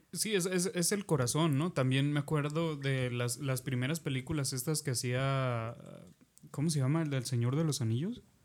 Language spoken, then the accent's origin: Spanish; southern Oaxaca, Mexico; moved away; de donde soy, de allá del, del pueblo, vaya, de Oaxaca del sur.